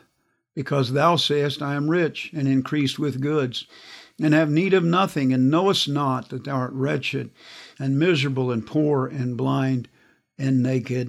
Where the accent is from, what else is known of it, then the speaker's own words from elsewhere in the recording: Kansas, United States; I grew up in Kansas.